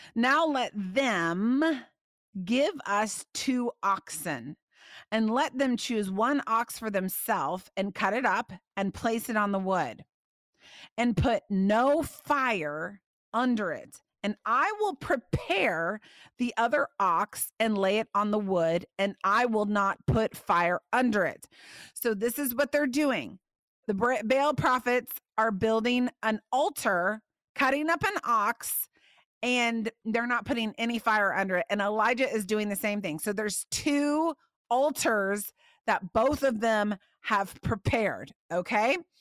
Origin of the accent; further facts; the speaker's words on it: Indiana, United States; I grew up in Indiana.